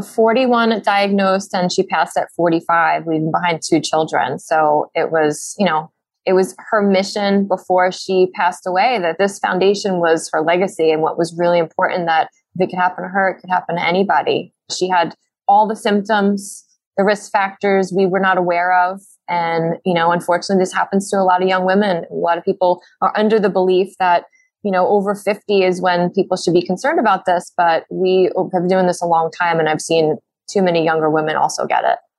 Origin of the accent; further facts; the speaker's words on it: New York City, New York, United States; we're from Brooklyn